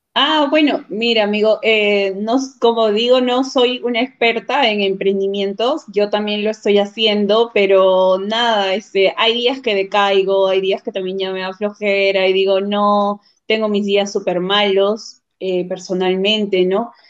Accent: Huacho, Lima, Peru; also born or lived in Chiclayo, Peru; Vivo ah, en Guacho. Vivo desde los cinco años. O sea, tengo 23 años acá en Guacho.

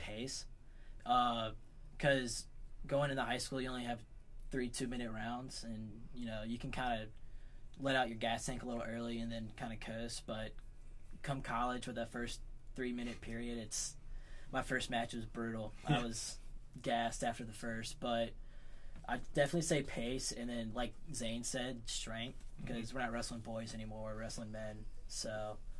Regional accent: Suffolk, Virginia, United States; I'm from Suffolk, Virginia.

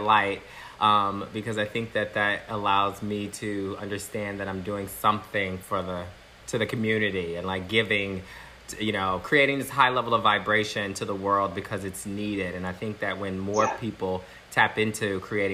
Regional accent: Galveston, Texas, United States; now in Los Angeles, United States; I grew up in Texas, born here in LA.

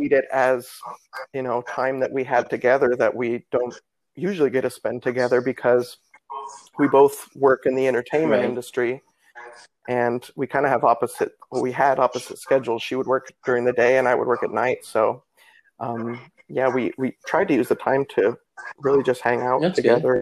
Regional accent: Nebraska, United States; now in Florida, United States; I'm from Nebraska

